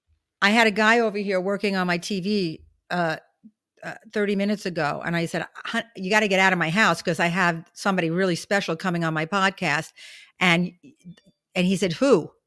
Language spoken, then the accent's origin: English; New York City, New York, United States; I grew up in Brooklyn.